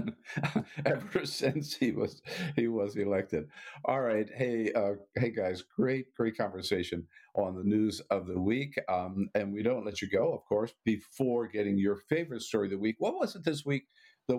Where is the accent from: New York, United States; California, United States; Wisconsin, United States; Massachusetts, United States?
California, United States; being a Californian